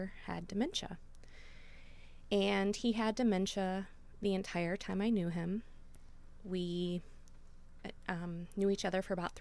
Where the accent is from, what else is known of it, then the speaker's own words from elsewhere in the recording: Meigs County, Ohio, United States; also born or lived in Athens, Ohio; I'm from Meigs County